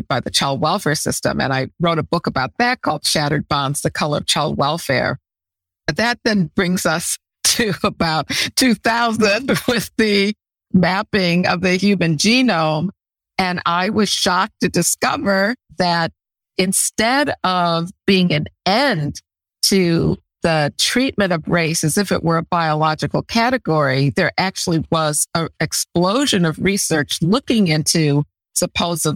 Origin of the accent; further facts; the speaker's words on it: Chicago, Illinois, United States; also born or lived in Egypt / Evanston; I was born in Chicago and grew up in Chicago throughout my elementary school years